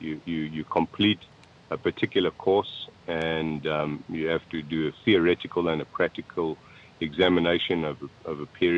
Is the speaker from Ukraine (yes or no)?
no; South Africa; All right. So I'm a South African native, born South African. I come from a Dutch heritage, a Dutch descent.